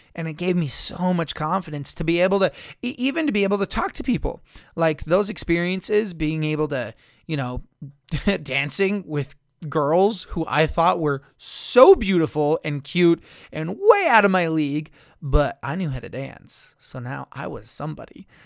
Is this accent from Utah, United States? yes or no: yes; Blanding, Utah, United States; in my hometown, we would, in Blanding